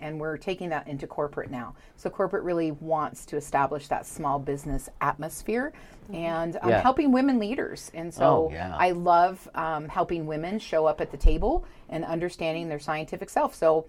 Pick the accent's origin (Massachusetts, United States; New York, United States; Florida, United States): Massachusetts, United States; born there; also born or lived in Colorado; now in Nevada, United States; Gosh, well, I made my way west back in the early 80s from Colorado. I was born in Massachusetts but came to Nevada.